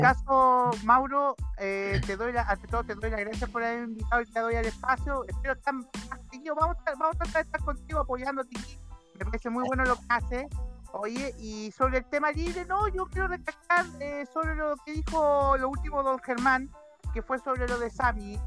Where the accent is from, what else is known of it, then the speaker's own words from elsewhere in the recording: Chile; nosotros que somos chilenos.